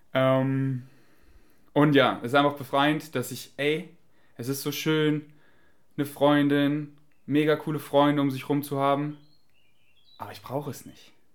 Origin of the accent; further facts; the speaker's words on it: Germany; accent: German; mein deutscher Akzent